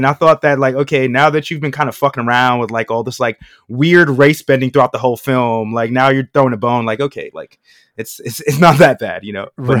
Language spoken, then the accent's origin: English; New York City, New York, United States; I'm a kid from Queens